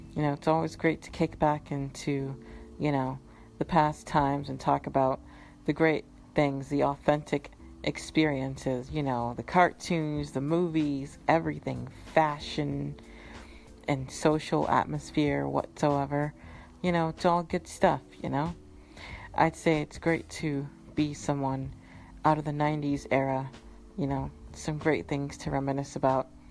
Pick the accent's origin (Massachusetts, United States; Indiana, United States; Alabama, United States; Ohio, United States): Massachusetts, United States; also born or lived in Florida / Minnesota; I grew up in Massachusetts where I gave it a nickname, Alaska Chusetts, because it's always cold.